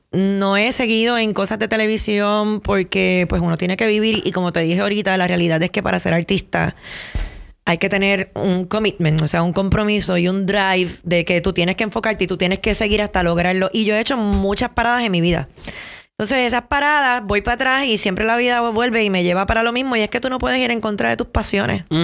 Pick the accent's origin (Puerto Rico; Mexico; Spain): Puerto Rico; yo me fui de Puerto Rico, eh, viví dos años también en Miami y regresé hace cinco años y medio a Puerto Rico.